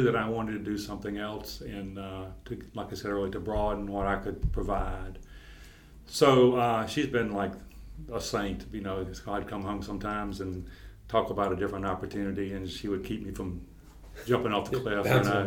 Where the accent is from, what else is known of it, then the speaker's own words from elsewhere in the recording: Edenton, North Carolina, United States; I grew up in Edenton, the eastern part of the state